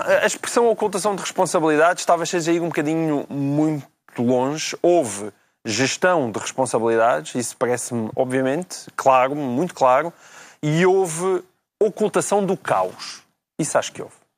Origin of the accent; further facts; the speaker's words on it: interior Portugal, Portugal; moved away; o Portugal do interior, é, é o Portugal de onde eu venho.